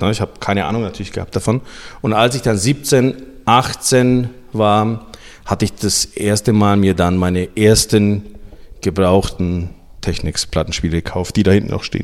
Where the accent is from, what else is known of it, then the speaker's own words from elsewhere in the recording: Nuremberg, Bavaria, Germany; also born or lived in Sibiu, Romania; ich bin geboren in Rumänien, ähm, in Hermannstadt. Und wir sind dann ausgewandert 1987 ähm, mit meiner Familie nach Deutschland, nach Nürnberg damals